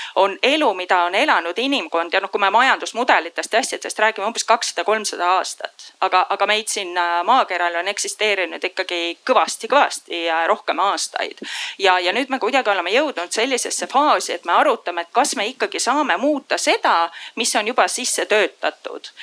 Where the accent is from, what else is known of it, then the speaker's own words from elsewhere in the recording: Põlva, Põlva County, Estonia; also born or lived in Singapore; now in Tallinn, Estonia; ma ise olen pärit Põlvast